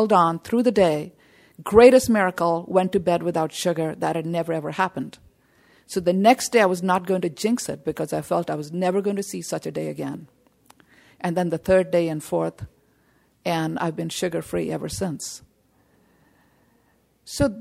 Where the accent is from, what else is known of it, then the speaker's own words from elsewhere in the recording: India; I come from India